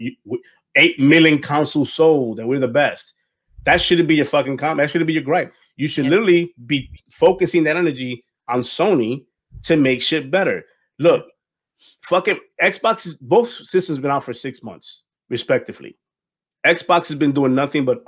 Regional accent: New York, United States; I'm from New York

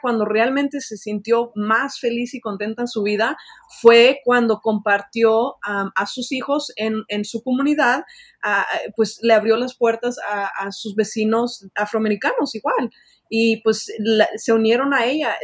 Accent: Los Angeles, California, United States; also born or lived in Mexico; yo nací en México, pero pues eh, pasé toda mi vida aquí en Estados Unidos, en Los Ángeles

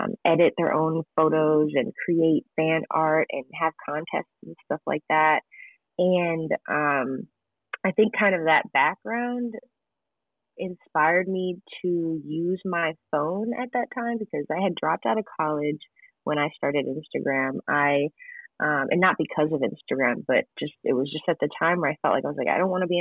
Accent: Gurnee, Illinois, United States; I grew up in Gurnee, Illinois, which is the suburbs of Chicago.

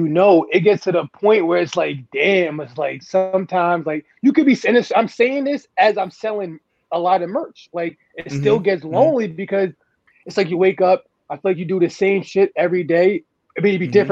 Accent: Amityville, New York, United States; I'm from Amityville

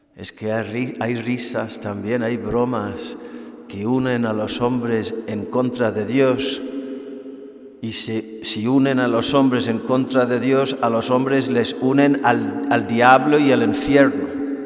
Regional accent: Ireland; now in Spain

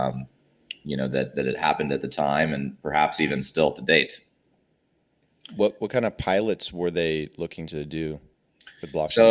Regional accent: Alabama, United States; moved away as an adult; also born or lived in Washington, D.C.; now in Atlanta, United States; I grew up down south in Alabama, and then you know for school I went up to D.C.

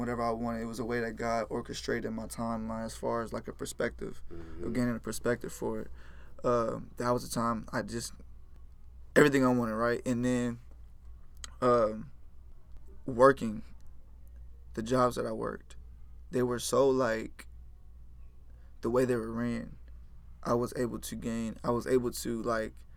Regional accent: Houston, Texas, United States; also born or lived in Richmond, Texas / Rosenberg, Texas / Pearland, Texas; I grew up in Fort Bend area, uh, Richmond Rosenberg, 59

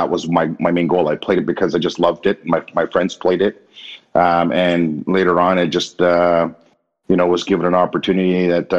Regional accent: Sicamous, British Columbia, Canada; also born or lived in Washington, D.C., United States / the coast, British Columbia; I grew up in Sicamous up in the interior

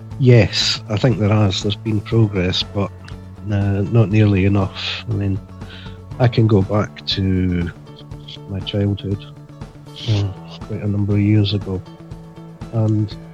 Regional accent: Scotland, United Kingdom; now in England; I'm from Scotland originally. I live in England.

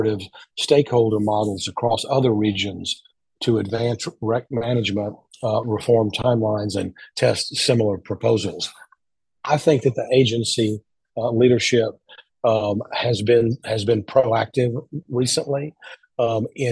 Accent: Louisiana, United States; my home state of Louisiana

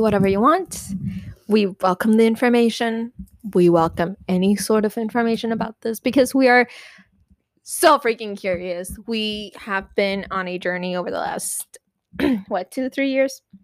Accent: Puerto Rico; first language Spanish; English is a second language; We we are Puerto Rican.

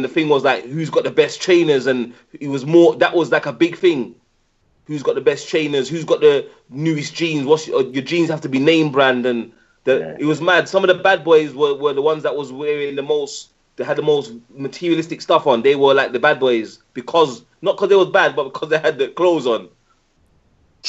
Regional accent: Birmingham, West Midlands, United Kingdom; now in London, United Kingdom; I was born in Dudley Road Hospital. Um, grew up in um, Handsworth

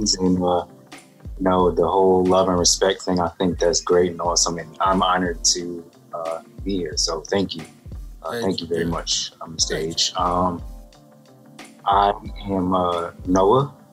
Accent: Philadelphia, Pennsylvania, United States; I am from Philadelphia, Pennsylvania, West Philly to be exact

